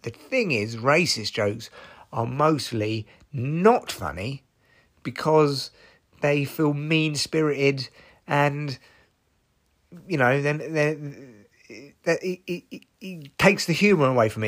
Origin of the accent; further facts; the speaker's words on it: United Kingdom; I'm British